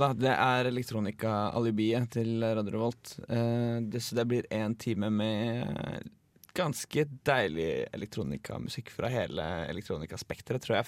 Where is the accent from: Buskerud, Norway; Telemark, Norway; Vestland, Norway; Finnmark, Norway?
Buskerud, Norway; Drammen; now in Trondheim, Norway; Jeg er 22 år og kommer fra Drammen.